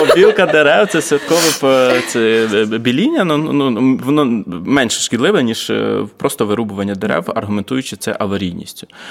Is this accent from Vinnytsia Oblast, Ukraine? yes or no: yes; Vinnytsia, Vinnytsia Oblast, Ukraine; now in Kyiv, Ukraine; приїхав я з Києва, але я з Вінниці.